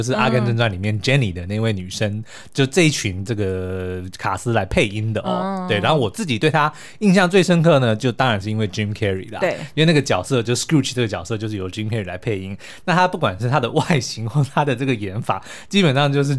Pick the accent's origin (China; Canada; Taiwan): Canada; 哎，这两个都是我们加拿大人的骄傲。